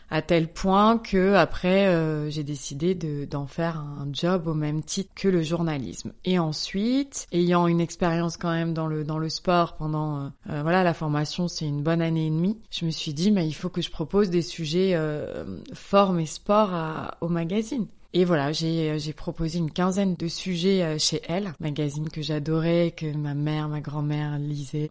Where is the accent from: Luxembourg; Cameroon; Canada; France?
France; Bordeaux, Nouvelle-Aquitaine; moved away as an adult; now in Paris, France; Je suis bordelaise, mais à Paris depuis une bonne douzaine d'années